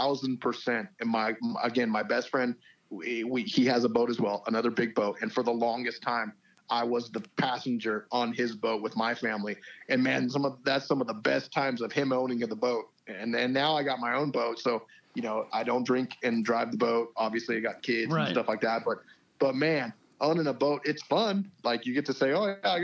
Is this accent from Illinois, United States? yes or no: no; Hemet, California, United States; I'm born and raised in Hemet.